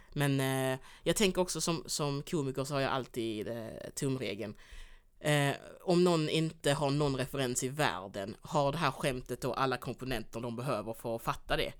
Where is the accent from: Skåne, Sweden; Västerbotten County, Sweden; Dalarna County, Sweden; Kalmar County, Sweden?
Skåne, Sweden; also born or lived in Angola; jag är också uppvuxen i Skåne